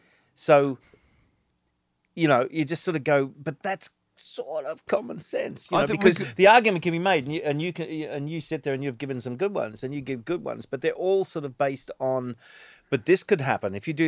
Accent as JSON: {"language": "English", "country": "Australia", "said": "we're from Australia"}